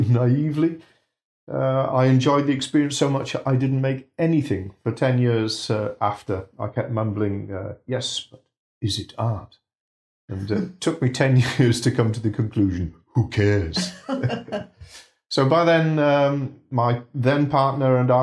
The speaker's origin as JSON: {"language": "English", "town": "Bridgend", "region": "Wales", "country": "United Kingdom", "tie": "born or raised there", "moved": "yes", "lives_now": "Yorkshire, United Kingdom", "said": "I was born in Bridgend in South Wales."}